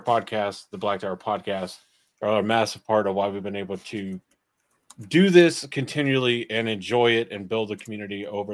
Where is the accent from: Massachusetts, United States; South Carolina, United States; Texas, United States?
South Carolina, United States; now in North Carolina, United States; I'm from South Carolina